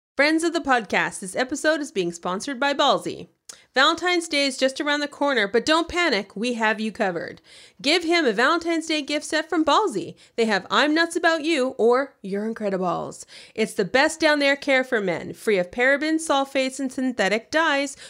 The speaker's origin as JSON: {"language": "English", "country": "Canada", "said": "I am Canadian"}